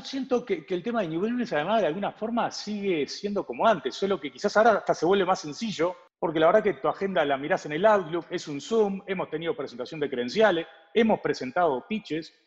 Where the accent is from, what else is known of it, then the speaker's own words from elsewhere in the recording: Uruguay; now in Mexico; Nosotros somos dos uruguayos